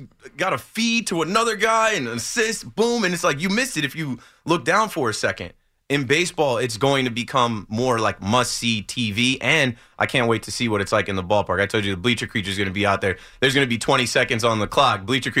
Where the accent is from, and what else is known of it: Ocean Township, New Jersey, United States